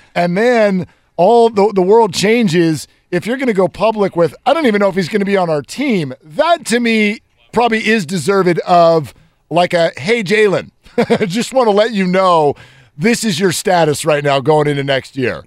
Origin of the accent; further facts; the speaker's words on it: Northern California, United States; I'm a Northern Californian